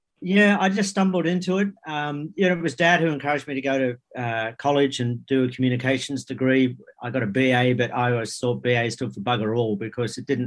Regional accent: Wentworth Falls, New South Wales, Australia; I grew up in the Blue Mountains in Wentworth Falls

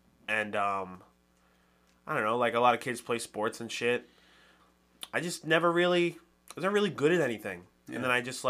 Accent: Boston, Massachusetts, United States; moved away as an adult; now in New Hampshire, United States; I grew up in Roxbury

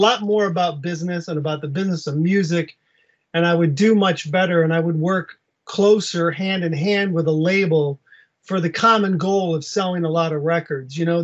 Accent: Western Michigan, United States; I'm from Michigan. I grew up in Western Michigan

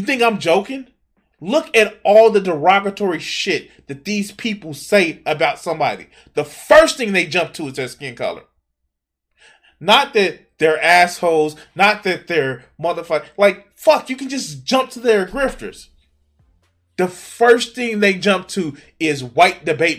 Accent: Chicago, Illinois, United States; I grew up in the fucking 90s, dog. I grew up in Chicago

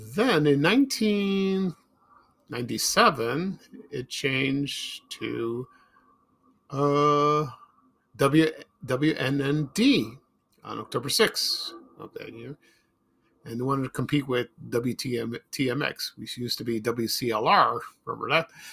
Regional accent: Chicago, Illinois, United States; when we moved from South Shore to Roseland in the South Side, Chicago

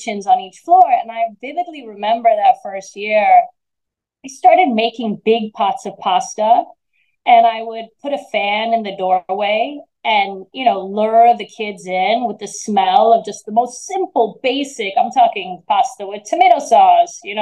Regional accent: New York City, New York, United States; also born or lived in Italy / Amalfi; growing up in New York City

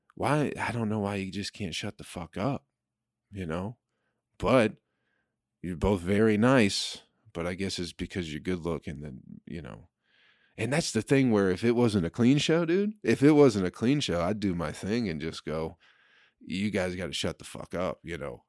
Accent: Michigan, United States; in Michigan, we just didn't get a lotta people from Egypt

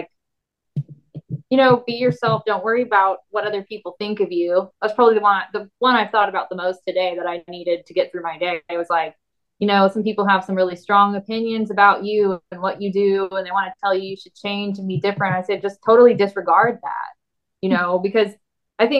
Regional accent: Tulsa, Oklahoma, United States; also born or lived in Nashville; my hometown, and which was Tulsa

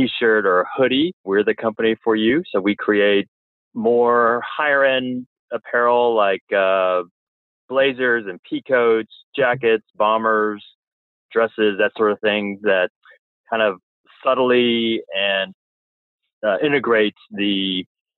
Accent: Orange County, California, United States; I'm from Orange County, California.

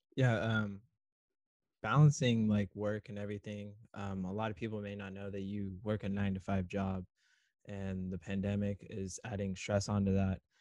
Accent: Southern California, United States; I grew up down in SoCal

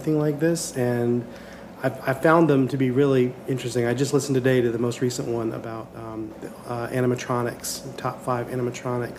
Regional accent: Charleston, South Carolina, United States; moved away as an adult; now in Orlando, United States; I grew up in Charleston, South Carolina

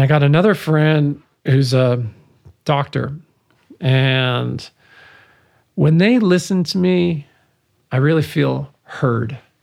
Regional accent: Vancouver, British Columbia, Canada; first language English; moved away; also born or lived in Montreal; growing up in Vancouver

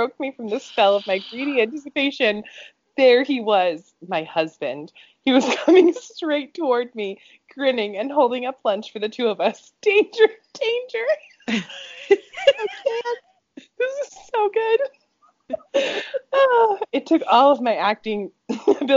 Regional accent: United States; accent: American; I do not want to use my American accent.

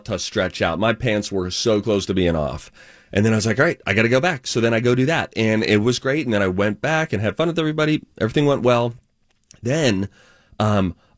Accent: Minnesota, United States; I'm from Minnesota

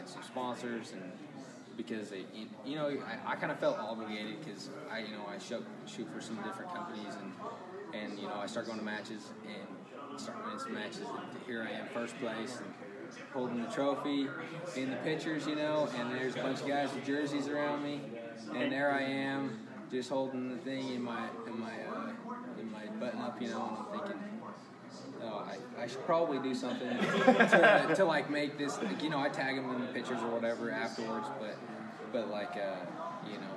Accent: Kaysville, Utah, United States; also born or lived in Florida / Oklahoma; I'm from Kaysville, Utah. I've been there pretty much my whole life.

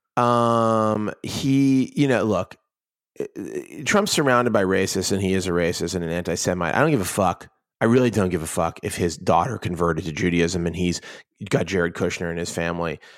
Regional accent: Pittsburgh, Pennsylvania, United States; moved away; it's my hometown. It's literally not just my hometown, but my neighborhood

